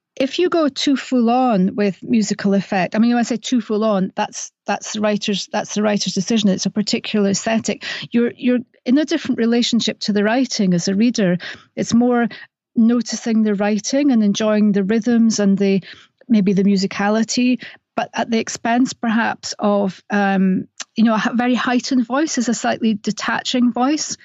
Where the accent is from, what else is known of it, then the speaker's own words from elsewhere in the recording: Scotland, United Kingdom; accent: Scottish; my Scottish accent